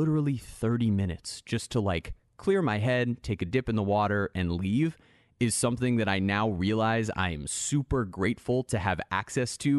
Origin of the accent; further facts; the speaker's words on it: South Florida, United States; I grew up in South Florida, but about a half hour from the beach